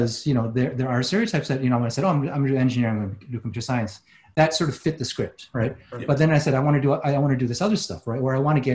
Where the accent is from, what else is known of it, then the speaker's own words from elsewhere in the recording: Houston, Texas, United States; I had a very, very strong church-based Christian Chinese community that I grew up in Houston, Texas